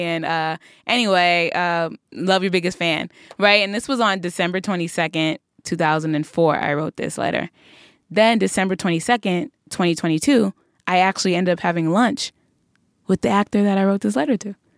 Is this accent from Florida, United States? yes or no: no; New York City, New York, United States; we're always so excited to be from Brooklyn